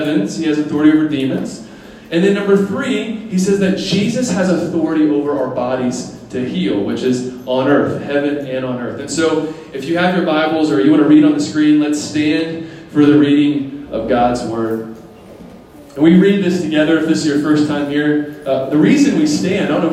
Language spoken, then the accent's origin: English; United States; now in Taiwan